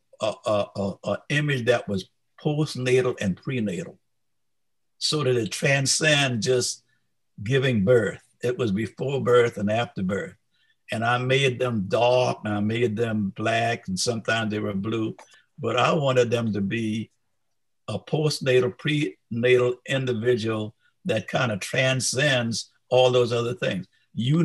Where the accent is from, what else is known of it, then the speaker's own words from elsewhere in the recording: the South, United States; as an African-American growing up in the South